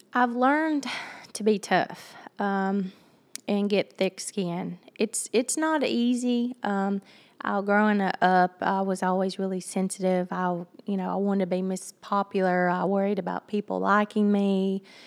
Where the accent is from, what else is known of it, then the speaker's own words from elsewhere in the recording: Hartsville, Tennessee, United States; Hartsville, it's my, it's my hometown. It's where I was raised